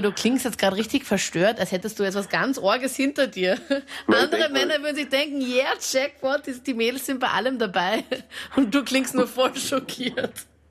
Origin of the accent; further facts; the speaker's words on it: Linz, Upper Austria, Austria; Ich komme zwar aus Linz